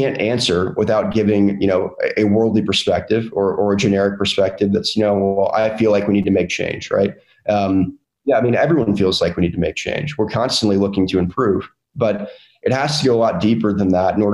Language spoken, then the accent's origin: English; North Carolina, United States; a Southern kid that was born and raised in North Carolina, my entire life